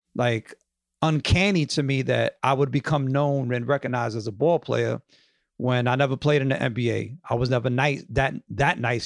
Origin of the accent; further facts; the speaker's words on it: New York, United States; I grew up in the Upper West Side